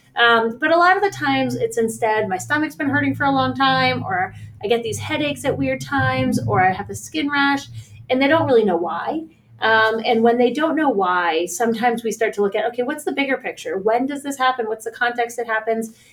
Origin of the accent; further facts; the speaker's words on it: Pittsburgh, Pennsylvania, United States; I work at the JCC in Squirrel Hill, which um, is also where I'm from in Squirrel Hill. Um, I grew up in Pittsburgh